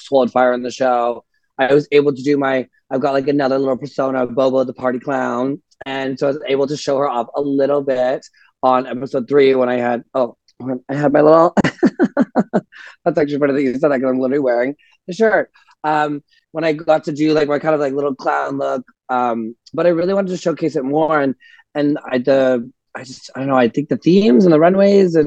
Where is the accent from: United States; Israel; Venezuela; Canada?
Canada; Ottawa, Ontario; I'm from Ottawa originally